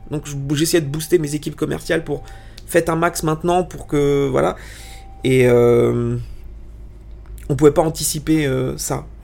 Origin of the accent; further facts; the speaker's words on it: Italy; Alors, pour t'expliquer, euh, je, alors je suis italien, j'ai énormément de famille en Italie